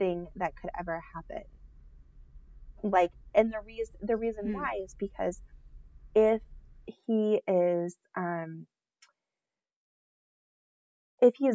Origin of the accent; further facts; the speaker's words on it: Nebraska, United States; we are from Nebraska